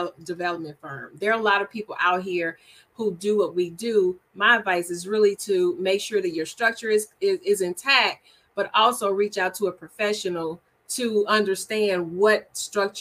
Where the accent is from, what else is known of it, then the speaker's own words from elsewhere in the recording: Shreveport, Louisiana, United States; moved away as an adult; now in Texas, United States; Shreveport, Louisiana, which is my hometown